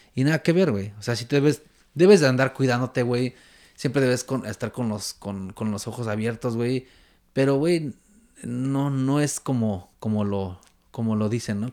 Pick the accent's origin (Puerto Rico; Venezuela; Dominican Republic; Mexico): Mexico; Mexico City; moved away as an adult; now in Vancouver, Canada; soy chilango, güey, estoy acostumbrado al pinche tráfico de la Ciudad de México